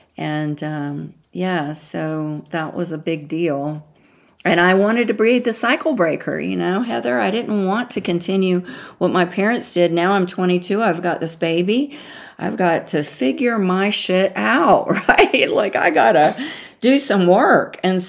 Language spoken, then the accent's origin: English; the South, United States; She was a Yankee, my grandmother called, because, you know, I'm from the South.